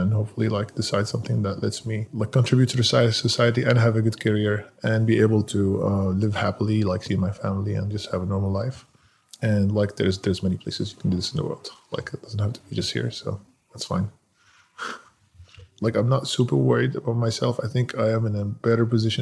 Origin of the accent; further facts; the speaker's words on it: Damascus, Damascus Governorate, Syria; moved away as an adult; now in United States; I was born in Damascus, Syria. I lived there until I was 18 years old.